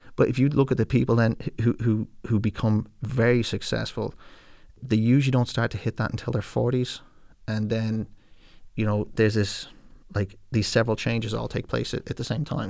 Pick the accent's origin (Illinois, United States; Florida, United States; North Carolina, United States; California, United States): California, United States; now in Ireland; when I was growing up in California